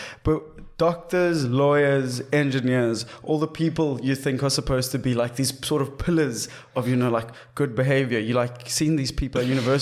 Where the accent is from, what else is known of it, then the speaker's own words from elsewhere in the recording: Cape Town, Western Cape, South Africa; growing up in Cape Town